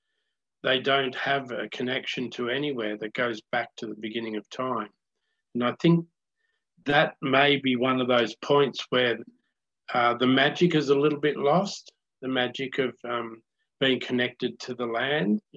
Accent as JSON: {"language": "English", "town": "Rolleston", "country": "Australia", "tie": "born or raised there", "said": "I was born in Rolleston"}